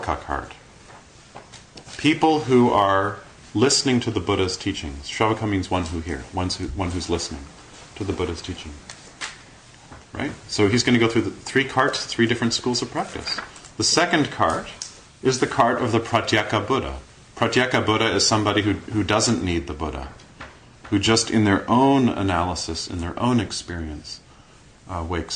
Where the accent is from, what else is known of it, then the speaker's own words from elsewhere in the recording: Toronto, Ontario, Canada; spent the rest of my time growing up in Kensington Market